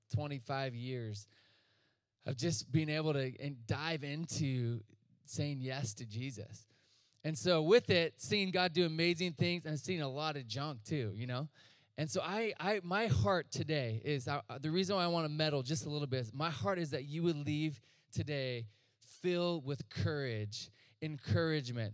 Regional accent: Chico, California, United States; I'm from Northern California, Chico. And they just started a church in their living room with some friends. So I just grew up around ministry and all this

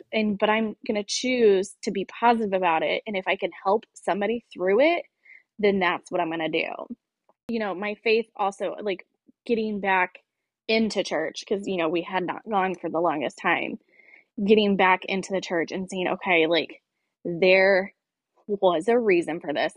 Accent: Greenwood, Indiana, United States; also born or lived in Bloomington, Indiana; born and raised in Center Grove in the Greenwood area

